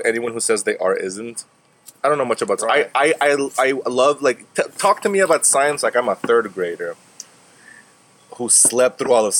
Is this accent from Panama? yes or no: yes; Panama; born there; also born or lived in California, United States; I was born in Panama in a U.S. military base.